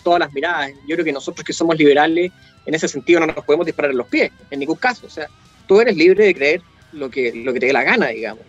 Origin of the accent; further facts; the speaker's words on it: Chile; nosotros hemos tenido como chilenos